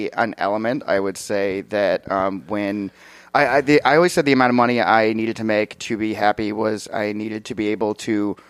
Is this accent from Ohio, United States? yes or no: yes; Wadsworth, Ohio, United States; moved away; I'm from Wadsworth, Ohio. It's a bad place